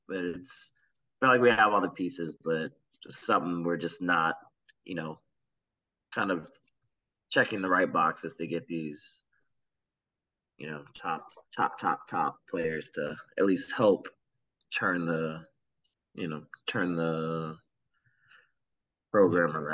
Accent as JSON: {"language": "English", "area": "Gwinnett County", "region": "Georgia", "country": "United States", "said": "I'm a player from Gwinnett County"}